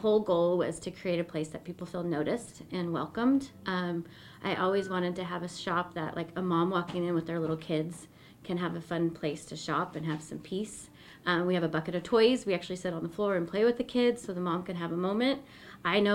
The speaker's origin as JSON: {"language": "English", "town": "Boise", "region": "Idaho", "country": "United States", "tie": "born or raised there", "also_born_or_lived": "Nampa, Idaho / Eagle, Idaho", "said": "I'm an Idaho native. I was born and raised here in Boise"}